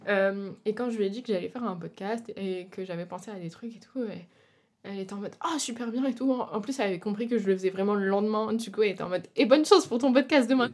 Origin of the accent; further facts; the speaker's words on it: France; moved away as an adult; now in Brussels, Belgium; je suis française. Euh, j'ai déménagé, euh, pour faire mes études, études de cinéma.